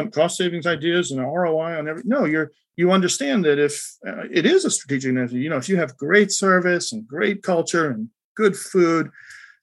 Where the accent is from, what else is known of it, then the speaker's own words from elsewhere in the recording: United States; as an American